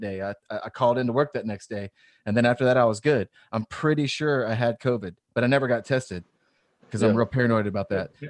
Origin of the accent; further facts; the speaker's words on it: Louisiana, United States; And I'm from Louisiana.